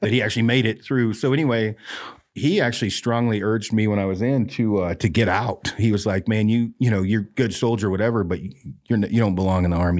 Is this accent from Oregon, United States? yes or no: yes; Detroit Lake, Oregon, United States; Oregon, yep. Uh, Detroit Lake, Oregon